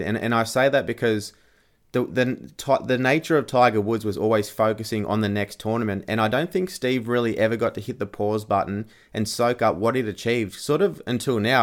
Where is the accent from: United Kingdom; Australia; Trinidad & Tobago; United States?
Australia; being an Australian